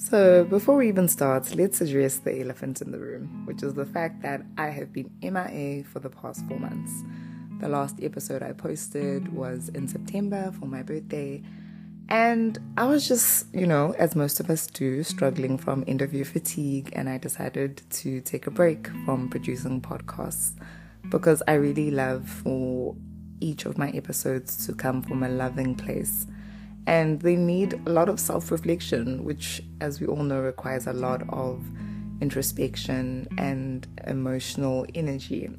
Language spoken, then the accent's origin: English; KwaZulu-Natal, South Africa; first language Zulu; English is a second language; moved away as an adult; now in Hokkaido, Japan; The part of South Africa I am from, KwaZulu Natal, greeting is a big thing. In my mother tongue, isiZulu